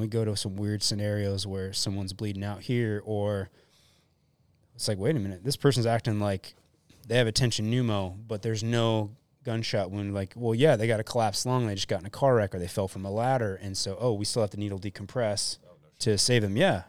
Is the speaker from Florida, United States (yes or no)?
yes; Deerfield Beach, Florida, United States; moved away as an adult; now in West Coast, United States; I grew up in Florida